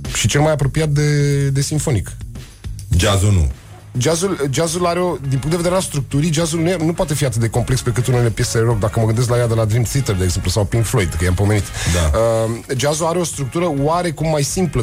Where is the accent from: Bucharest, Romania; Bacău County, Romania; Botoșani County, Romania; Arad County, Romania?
Bucharest, Romania; Eu crescând în Berceni. Ah. Eu fiind bucureștean, bercenar de născare